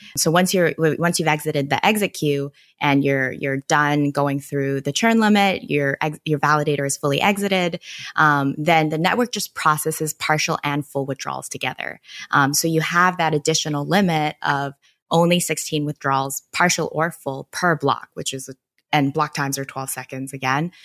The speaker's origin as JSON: {"language": "English", "country": "Canada", "moved": "yes", "said": "back in Canada, I am Canadian"}